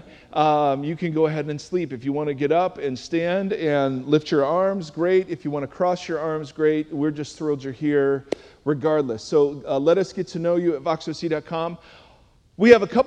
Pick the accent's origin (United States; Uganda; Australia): United States; Cleveland, Ohio; I'm from Cleveland, Ohio